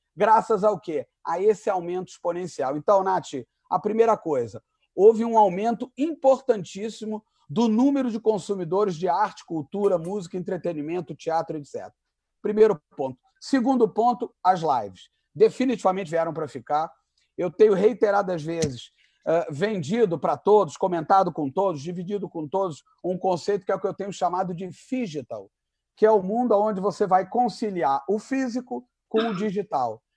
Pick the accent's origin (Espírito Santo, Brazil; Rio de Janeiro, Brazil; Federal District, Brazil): Rio de Janeiro, Brazil; also born or lived in Zurich, Switzerland; eu nasci casualmente em Zurique, na Suíça alemã. Mas com essa cara aqui, eu não tenho a menor cara de Suíça. Então, eu voltei para o Brasil em 1968, eu sou de 66. Então, o que eu quero dizer é o seguinte: eu sou carioca totalmente de coração e de alma